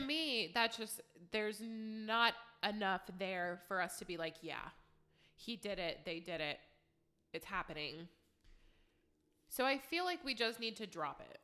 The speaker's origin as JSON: {"language": "English", "town": "Youngstown", "region": "Ohio", "country": "United States", "said": "I'm from Youngstown"}